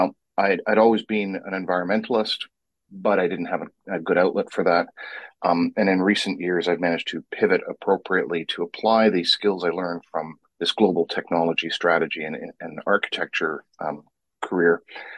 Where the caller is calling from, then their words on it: Vancouver, British Columbia, Canada; Vancouver, British Columbia, which has actually managed to find fall, and it actually goes straight into winter.